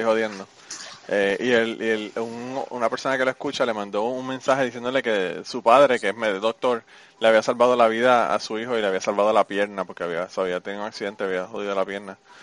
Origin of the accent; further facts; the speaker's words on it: Puerto Rico; moved away as an adult; yo me fui de Puerto Rico en el 2002. Me mudé para acá.